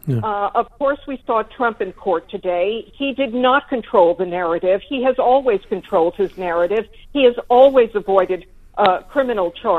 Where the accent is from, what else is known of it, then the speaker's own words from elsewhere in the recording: United States; as an American